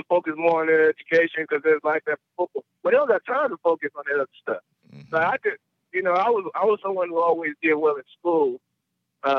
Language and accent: English; the South, United States; moved away as an adult; also born or lived in New Orleans, Louisiana / Clermont, Florida; now in Columbus, United States; I grew up in the South, Louisiana and Florida